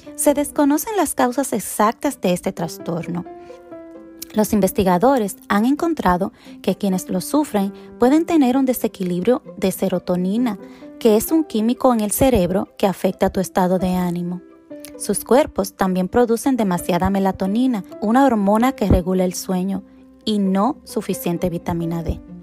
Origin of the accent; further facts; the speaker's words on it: Dominican Republic; now in United States; vengo de la República Dominicana, una isla tropical donde hay sol y calor la mayor parte del año.